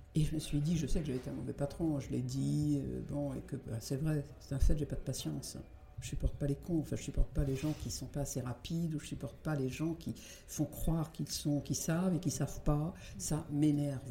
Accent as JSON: {"language": "French", "region": "Brittany", "country": "France", "said": "Je suis bretonne"}